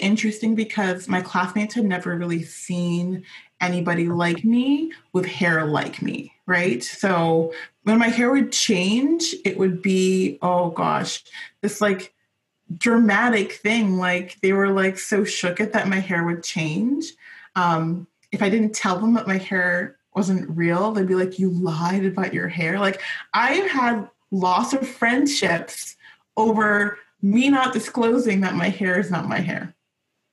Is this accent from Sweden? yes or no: no; Vancouver, British Columbia, Canada; I was born and raised in Vancouver